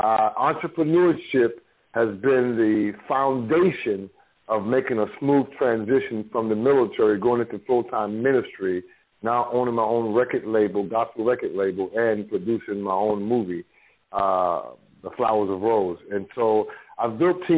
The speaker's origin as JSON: {"language": "English", "town": "New York City", "region": "New York", "country": "United States", "tie": "born or raised there", "said": "I'm from the Bronx, New York, raised up poor"}